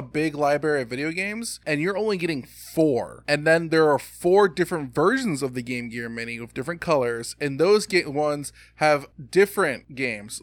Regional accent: United States; Growing up in America

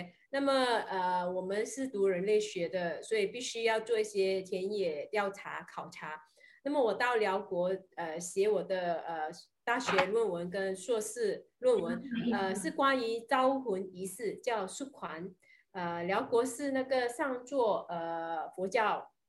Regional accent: Sarawak, Malaysia; 我们砂拉越这边大多数的义山的墓园都会有一个呃大伯公庙。

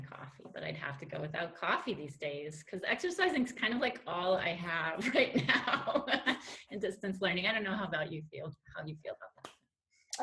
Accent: Denver, Colorado, United States; moved away as an adult; also born or lived in Quebec City, Canada / Montreal, Canada / Paris, France; now in Switzerland; I was born in Denver, Colorado, in Lutheran Hospital. Went to Wheat Ridge High School.

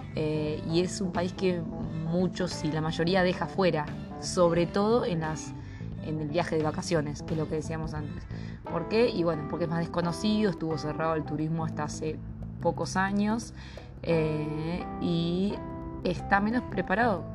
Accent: Argentina; en nuestro lugar como argentinos

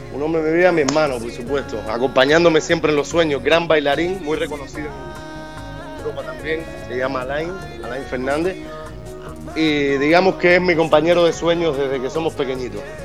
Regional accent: Havana, La Habana, Cuba; moved away; Yo soy de La Habana, pero amo mi, tierra entera

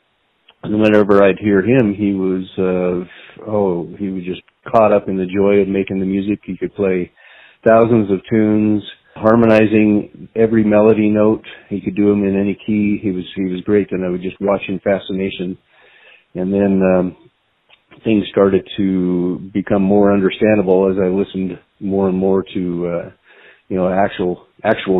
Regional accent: Reno, Nevada, United States; also born or lived in Pocatello, Idaho; I was born in a little Idaho town called Pocatello. Pocatello, Idaho. But I was raised in Reno

